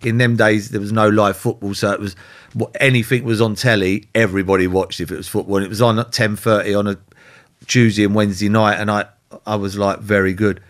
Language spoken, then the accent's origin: English; London, United Kingdom; I lived in Holsden, I was born in Holsden, so I, I played for Brent